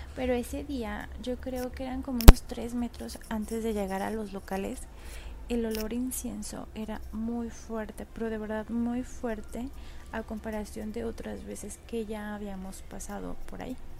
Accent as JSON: {"language": "Spanish", "town": "León", "region": "Guanajuato", "country": "Mexico", "said": "yo soy de León, Guanajuato"}